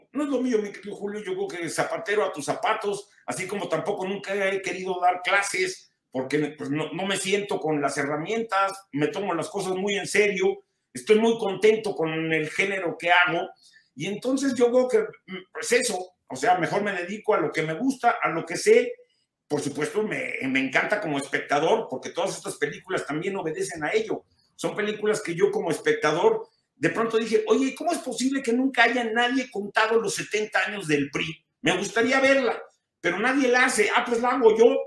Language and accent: Spanish; Mexico; un país que es el mío y del que me podía haber ido hace muchos años y no lo hice, que es México.